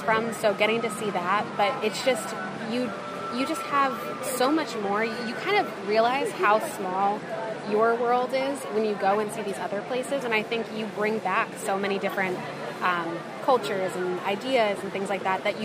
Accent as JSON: {"language": "English", "region": "New Jersey", "country": "United States", "tie": "born or raised there", "moved": "yes", "said": "we're from New Jersey originally"}